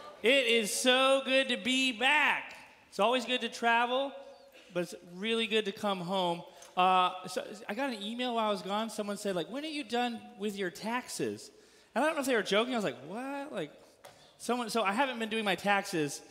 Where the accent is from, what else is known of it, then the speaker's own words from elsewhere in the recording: California, United States; now in Missouri, United States; As a Californian, deep in my bones